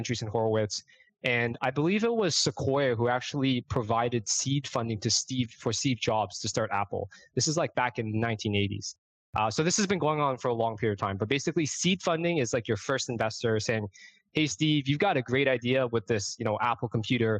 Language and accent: English; Toronto, Ontario, Canada; moved away as an adult; also born or lived in Brooklyn, New York; now in New York City, United States; I'm born and raised in Toronto, Canada